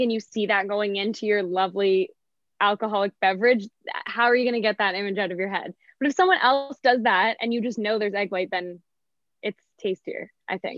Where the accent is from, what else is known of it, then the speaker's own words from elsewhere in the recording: Canada; as a Canadian to be out